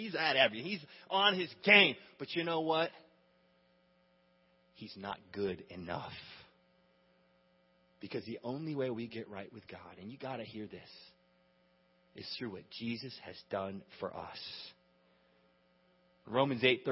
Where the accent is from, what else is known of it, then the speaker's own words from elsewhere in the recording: United States; we grew up in America